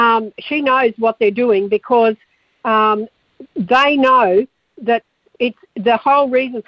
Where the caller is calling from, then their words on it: Leeton, New South Wales, Australia; Leeton. Near Griffith and Leeton area.